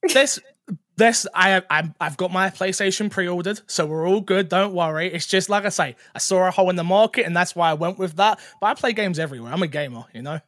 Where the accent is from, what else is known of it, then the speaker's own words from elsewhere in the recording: London, United Kingdom; I used to be a full-time musician, um, from London. You can probably tell from my accent.